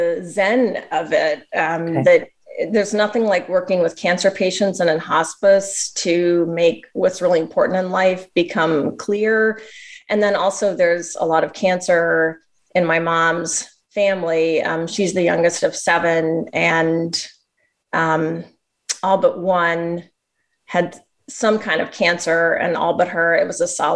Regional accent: Southern Missouri, United States; moved away; also born or lived in Pittsburgh; I grew up in Southern Missouri

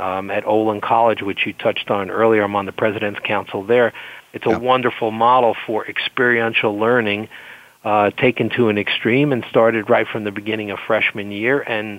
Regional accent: France; accent: French; English is a second language; European, French origin, as you can hear.

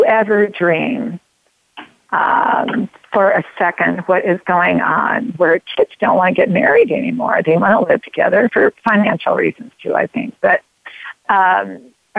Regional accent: United States; I'm an all-American woman

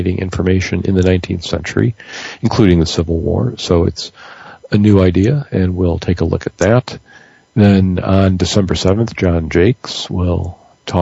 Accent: Detroit, Michigan, United States; moved away; My hometown team, the Detroit Tigers

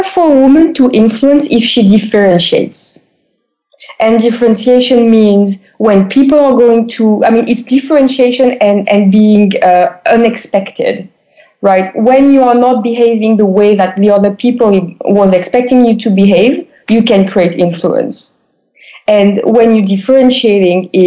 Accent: France; I've been described most of the time as an American guy in a French female body

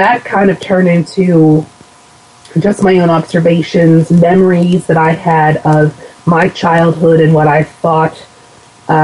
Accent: United States; accent: Philadelphia/New Jersey dialect; also born or lived in southern New Jersey; my dialect as soon as they hear me, or that I'm from somewhere, either Philadelphia or New Jersey

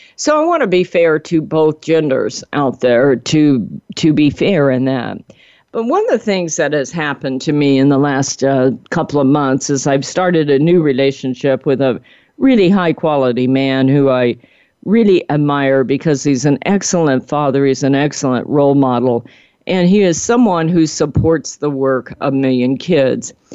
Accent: Cajun, Louisiana, United States; accent: Cajun; my Cajun accent

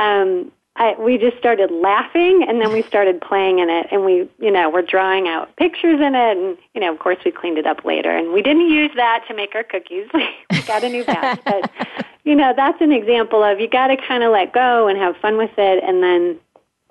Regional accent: South Bend, Indiana, United States; accent: Midwest; we're actually from the Midwest, South Bend, Indiana

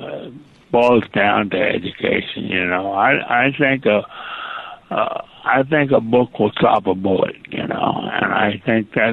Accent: Eastern Kentucky, United States; I was born in Eastern Kentucky.

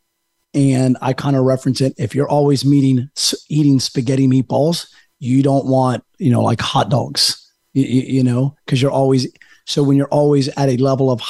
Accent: Jacksonville, North Carolina, United States; I was born in Jacksonville, North Carolina, right outside Marine Corps Base Camp Lejeune

